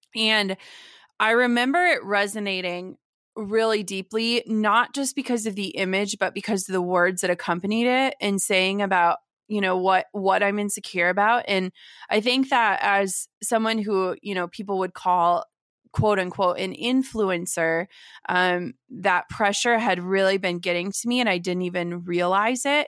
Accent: Minnesota, United States; born or raised there; also born or lived in Wisconsin

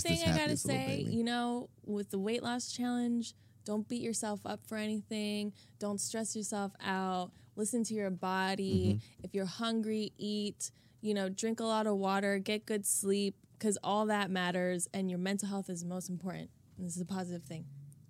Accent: Greece; I can't. I'm from Greece.

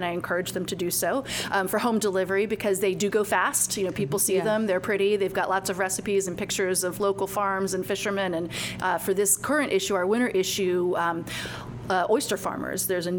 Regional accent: Longwood, Florida, United States; moved away as an adult; also born or lived in New York City / Sanford, Florida; I grew up in Longwood, Altamont Springs area. I live in downtown Sanford now

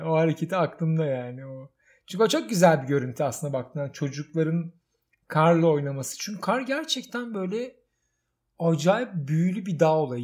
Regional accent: Istanbul, Turkey; Ve çocukluğum orada geçti. Yani yatılı okulu, ortaokulu, liseyi Kadıköy'de okudum

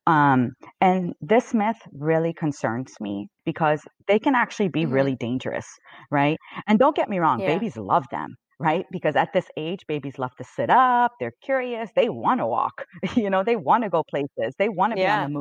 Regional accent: Canada; I'm Canadian

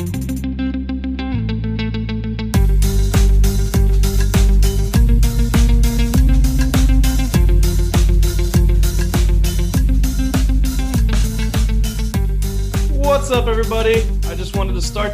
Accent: Pataskala, Ohio, United States; I'm from Pataskala

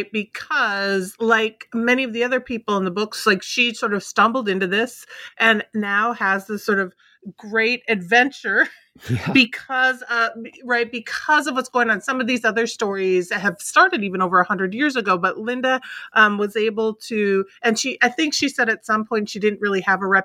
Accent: Midwest, United States; I'm a Midwesterner too.

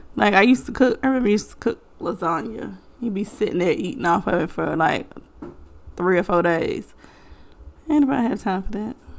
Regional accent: Bassett, Virginia, United States; That's where I'm from, Bassett.

